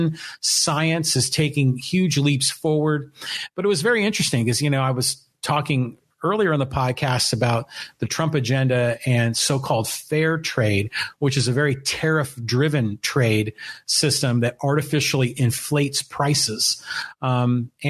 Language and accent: English; Burlingame, California, United States; I grew up in Burlingame